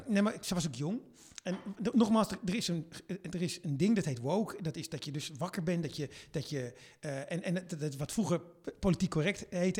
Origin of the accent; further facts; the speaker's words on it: Netherlands; wij reageren anders